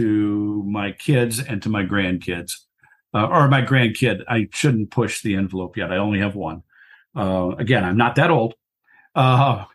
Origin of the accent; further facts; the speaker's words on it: Wisconsin, United States; I'm from Wisconsin